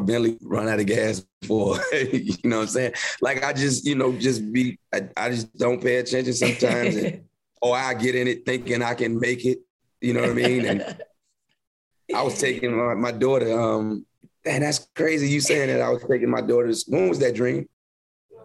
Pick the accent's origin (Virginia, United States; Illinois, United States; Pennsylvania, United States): Virginia, United States; moved away as an adult; also born or lived in Philadelphia; I was from Virginia